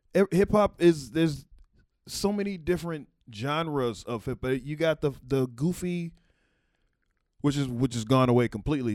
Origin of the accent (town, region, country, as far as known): Texas, United States; born or raised there